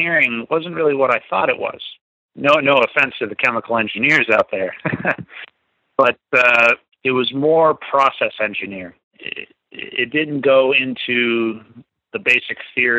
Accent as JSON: {"language": "English", "town": "Buena Vista", "region": "Virginia", "country": "United States", "tie": "born or raised there", "also_born_or_lived": "Concord, Massachusetts / Hanscom Air Force Base, Massachusetts", "said": "I was raised in a place called Buena Vista, Virginia."}